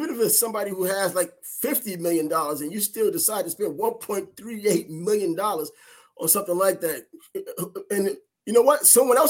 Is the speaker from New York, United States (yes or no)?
yes; New York, United States; moved away; I lived in New York at the time because I grew up in New York. Born and raised up there.